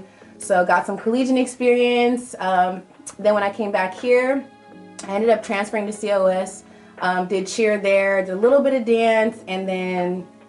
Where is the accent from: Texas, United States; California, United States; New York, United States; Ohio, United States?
California, United States; Visalia; also born or lived in Fresno; I was born and raised here in Visalia.